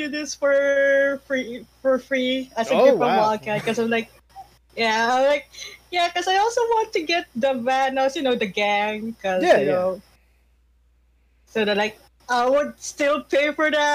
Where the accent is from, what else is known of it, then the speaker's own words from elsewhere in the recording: Philippines; English is a second language; I'm Filipino